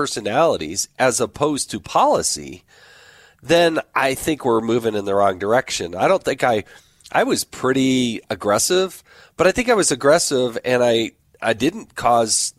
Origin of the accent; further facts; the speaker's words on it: Utah, United States; my home state of Utah